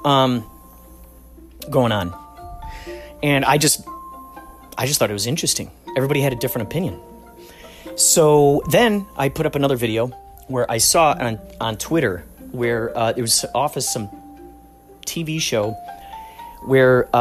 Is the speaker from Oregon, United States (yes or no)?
no; Chicago, Illinois, United States; we grew up in Chicago.